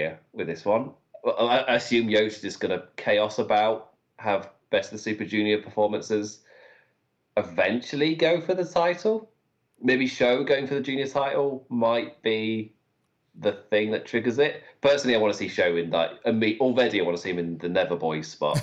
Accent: United Kingdom; I'm British. We're born for this

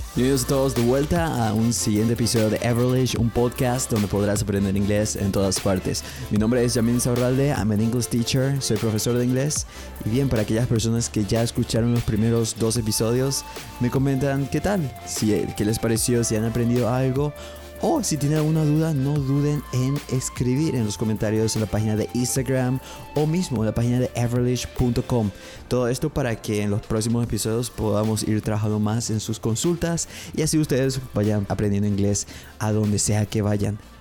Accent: Paraguay; Soy de Paraguay. I'm from Paraguay.

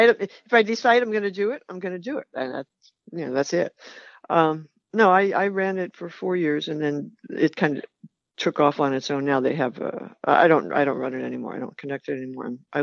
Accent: New York City, New York, United States; I grew up in New York City after the war

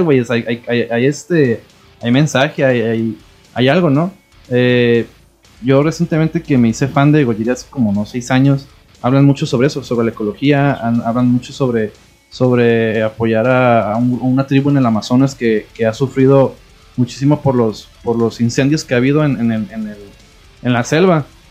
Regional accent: Mexico; uno como mexicano

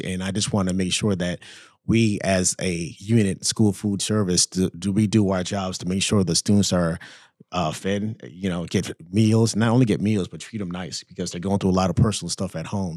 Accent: Orlando, Florida, United States; also born or lived in Saint Croix, U.S. Virgin Islands; I grew up there in Florida, grew up a free lunch kid, um, in Orlando, Florida

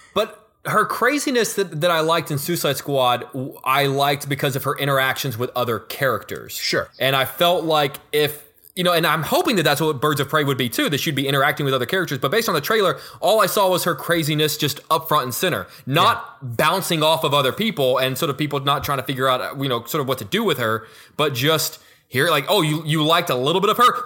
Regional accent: Houston, Texas, United States; I'm from Houston

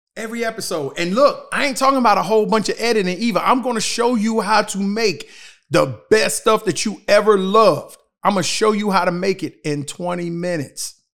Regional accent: United States; We live in a country

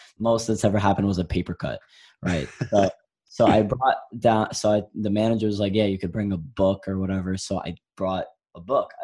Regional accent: New York City, New York, United States; I'm from Brooklyn, New York, 17 years old

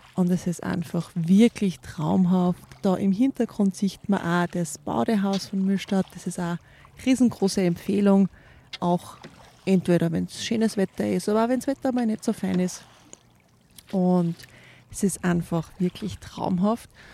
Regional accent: Styria, Austria; also born or lived in Carinthia; Als gebürtige Kärntnerin, die allerdings in der Steiermark aufgewachsen ist

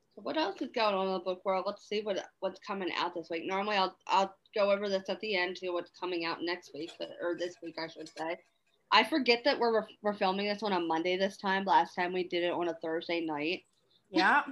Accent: Maryland, United States; I'm from Maryland

